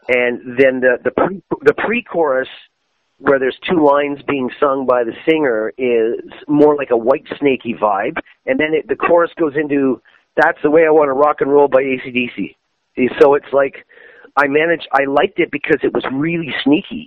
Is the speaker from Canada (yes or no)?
yes; Canada; Canada, my home country